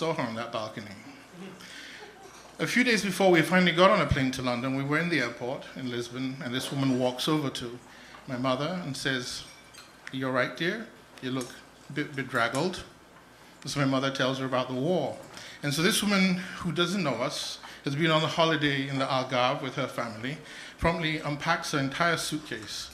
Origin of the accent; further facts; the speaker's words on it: Nigeria; So I was born in Nigeria just about the time the Biafran Civil War was starting, 1966